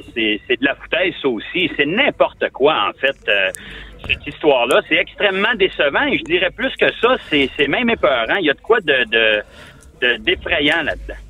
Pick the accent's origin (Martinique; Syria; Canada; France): Canada; Ottawa, Ontario; moved away as an adult; ça fait 20 ans que j'ai quitté Ottawa